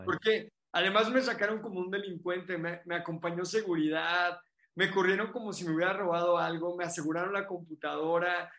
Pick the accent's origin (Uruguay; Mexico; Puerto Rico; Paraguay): Mexico; éramos como 8 mexicanos